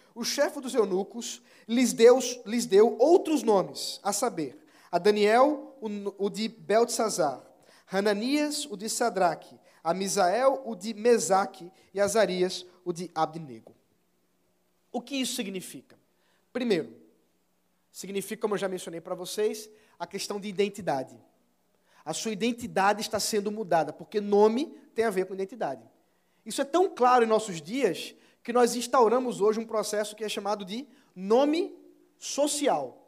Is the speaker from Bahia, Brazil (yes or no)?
no; Pernambuco, Brazil; nós que somos pernambucanos, orgulhosos, que sabemos cantar o hino do nosso estado